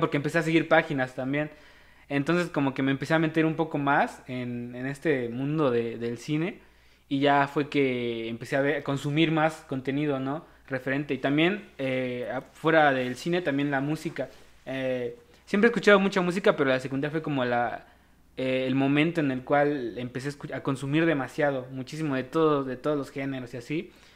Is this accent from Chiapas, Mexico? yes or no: yes; Comitán, Chiapas, Mexico; ambos somos de Comitán, Chiapas